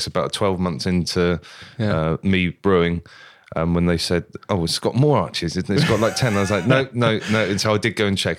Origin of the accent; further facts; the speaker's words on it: Wimborne, South West England, United Kingdom; I'm from Wimborne.